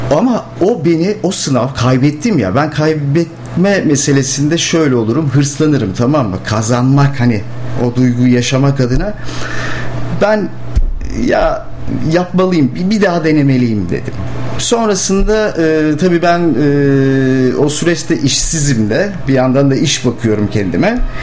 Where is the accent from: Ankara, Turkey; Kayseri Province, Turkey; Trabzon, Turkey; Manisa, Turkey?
Ankara, Turkey; moved away as an adult; also born or lived in Rize; now in Bursa, Turkey; aslen Rizeliyim. Çamlıyım Çinliyim. Ama doğma büyüme Ankaralıyım.